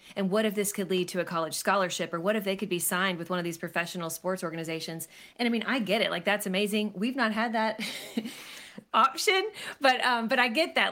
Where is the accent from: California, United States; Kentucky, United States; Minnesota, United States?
Kentucky, United States; Lexington; I was born and raised in Lexington, Kentucky